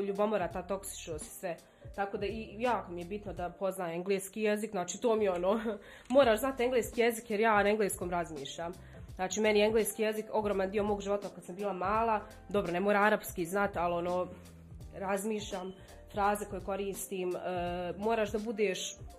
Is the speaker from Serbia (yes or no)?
no; Sudan; accent: Sudanese; moved away; also born or lived in Balkans; ja sam iz Sjevernog Sudana